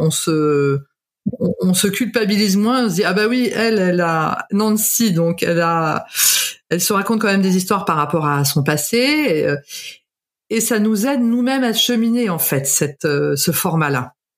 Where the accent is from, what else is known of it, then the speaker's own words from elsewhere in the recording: Canada; je suis née au Canada